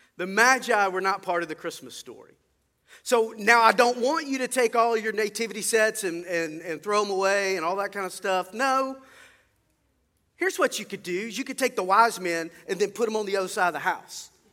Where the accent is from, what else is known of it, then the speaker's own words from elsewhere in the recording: Mobile, Alabama, United States; I grew up over in Mobile, and I was in the youth choir at Cottage Hill Baptist Church